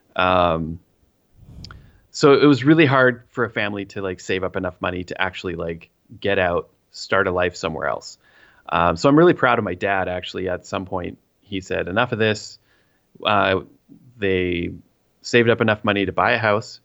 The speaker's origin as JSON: {"language": "English", "town": "Three Hills", "region": "Alberta", "country": "Canada", "said": "I am from the Buckle of the Bible Belt in Canada, the Great White North, Three Hills, Alberta, and I live on the south end of town."}